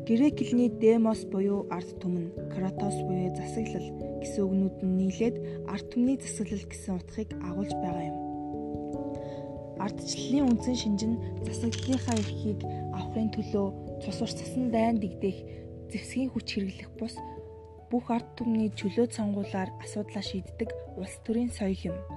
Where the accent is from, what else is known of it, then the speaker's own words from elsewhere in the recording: Mongolia; Бид Монгол улсын иргэний хувьд